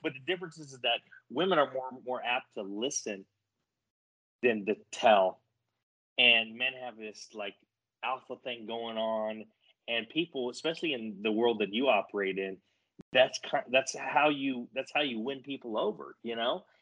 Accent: New Mexico, United States; I grew up in New Mexico, so I grew up in your backyard

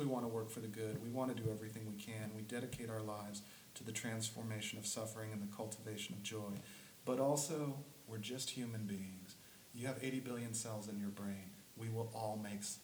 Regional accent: the South, United States; I grew up in the South.

